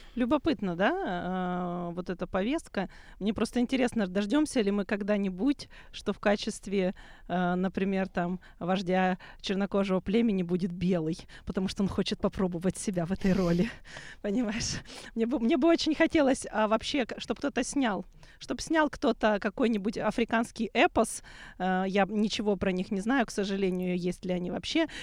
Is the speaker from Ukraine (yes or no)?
yes; Odesa, Odesa Oblast, Ukraine; в моем родном городе